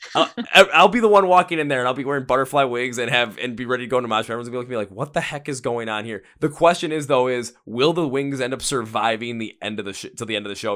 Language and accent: English; Milwaukee, Wisconsin, United States; I'm from Milwaukee, Wisconsin.